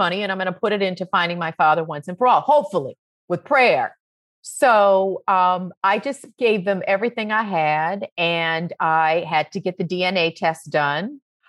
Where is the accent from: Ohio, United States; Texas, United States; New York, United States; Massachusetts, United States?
Massachusetts, United States; Roxbury; Like I grew up in Roxbury, Massachusetts.